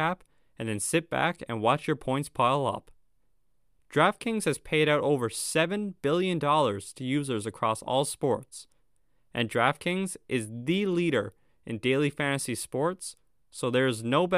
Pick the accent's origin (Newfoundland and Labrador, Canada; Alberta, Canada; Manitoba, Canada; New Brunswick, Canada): Newfoundland and Labrador, Canada; being from Newfoundland